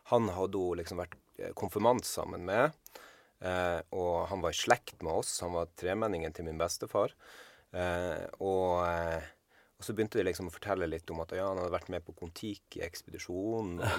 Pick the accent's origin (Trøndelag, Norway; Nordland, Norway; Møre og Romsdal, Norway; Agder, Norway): Nordland, Norway; Andøya; also born or lived in Harstad / Trondheim; now in Bergen, Norway; jeg er jo ifra Andøya, eh, men har flytta til Bergen og bodd der siden 99.